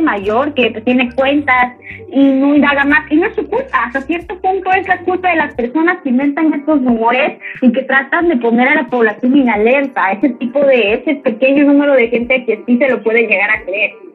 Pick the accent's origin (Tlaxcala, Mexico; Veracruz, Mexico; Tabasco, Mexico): Tabasco, Mexico; Comalcalco; also born or lived in Paraíso; mi ranchito acá, tú sabes que yo soy de Comalcalco, Paraíso, ambas lugares